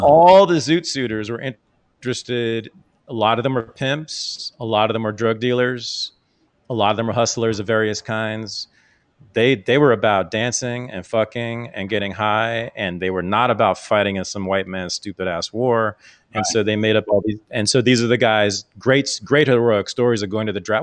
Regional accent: Bay Area, California, United States; the Bay Area has got a big Filipino community, so I grew up with a lot of them here.

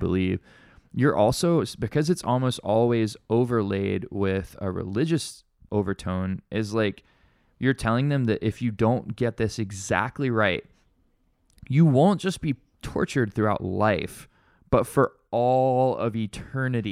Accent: Alabama, United States; now in Honolulu, United States; I grew up in Alabama

